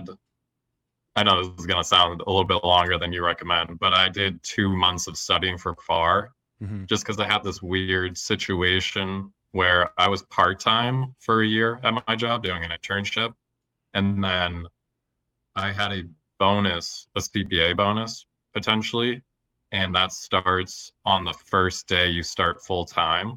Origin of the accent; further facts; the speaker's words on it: Lowell, Massachusetts, United States; also born or lived in Somerville, Massachusetts; I grew up around Lowell, Massachusetts